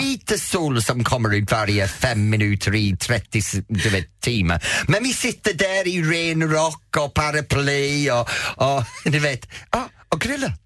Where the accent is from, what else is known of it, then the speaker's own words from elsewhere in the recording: Edenfield, North West England, United Kingdom; now in Sweden; jag växte upp i Edensfield